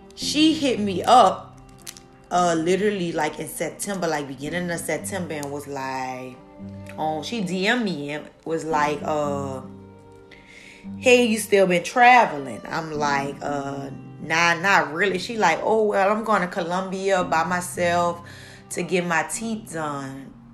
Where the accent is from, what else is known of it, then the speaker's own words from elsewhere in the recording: New Orleans, Louisiana, United States; now in New York, United States; New Orleans is my hometown.